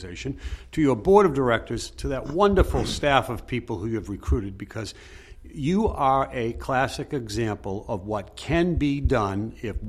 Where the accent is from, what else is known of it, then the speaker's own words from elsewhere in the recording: Lynn, Massachusetts, United States; I grew up in Lynn, Massachusetts, and we went to Fenway Park on a regular basis.